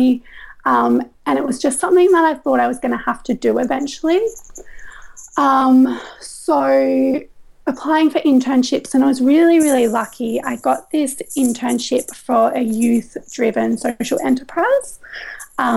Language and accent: English; Coffs Harbour, New South Wales, Australia; moved away as an adult; also born or lived in Gold Coast, Queensland; I grew up in Coffs Harbour